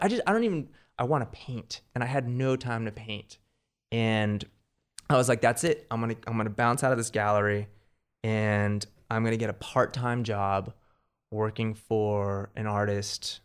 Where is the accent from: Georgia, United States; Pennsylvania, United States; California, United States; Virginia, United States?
California, United States; Marina del Rey; also born or lived in New York; I grew up in Marina del Rey